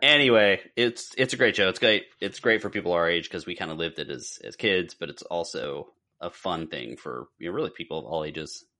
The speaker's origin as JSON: {"language": "English", "town": "Pittsburgh", "region": "Pennsylvania", "country": "United States", "tie": "born or raised there", "said": "when I grew up in Pittsburgh"}